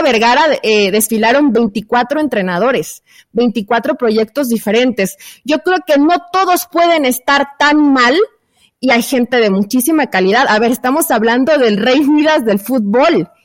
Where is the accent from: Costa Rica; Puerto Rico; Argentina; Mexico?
Mexico; yo como mexicana